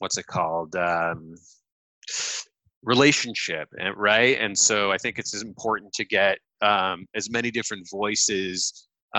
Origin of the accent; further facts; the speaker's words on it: Los Angeles, California, United States; I am born and raised in Los Angeles.